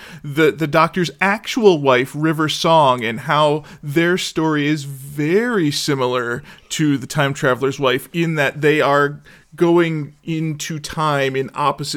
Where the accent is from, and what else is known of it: Chicago, Illinois, United States; born or raised there